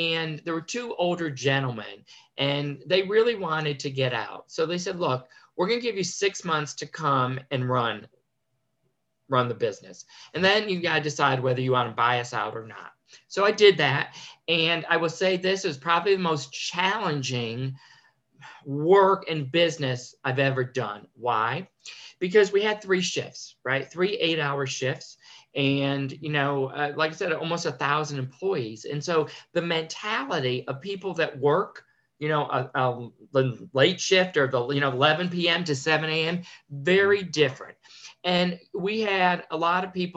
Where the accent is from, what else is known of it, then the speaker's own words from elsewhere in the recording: Connecticut, United States; I was born and raised in Connecticut